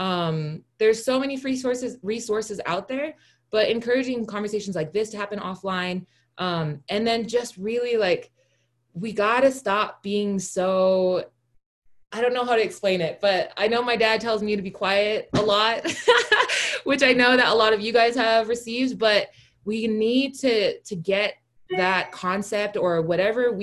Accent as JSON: {"language": "English", "town": "Pago Pago", "region": "Tutuila", "country": "American Samoa", "moved": "yes", "lives_now": "United States", "said": "I'm a national. I'm from Tutuila. I was born in Pongopongo."}